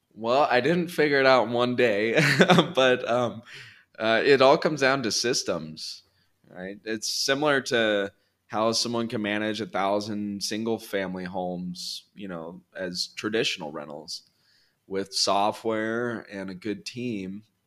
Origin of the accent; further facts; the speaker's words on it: California, United States; moved away as an adult; now in Colombia; I'm from California originally.